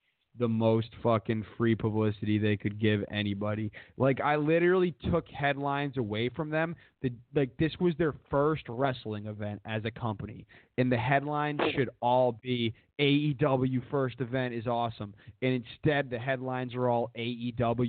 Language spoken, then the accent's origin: English; Needham, Massachusetts, United States; I'm from Needham